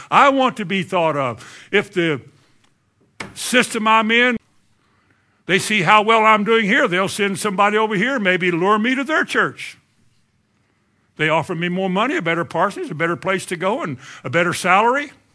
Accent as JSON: {"language": "English", "region": "Kentucky", "country": "United States", "said": "I'm from Kentucky"}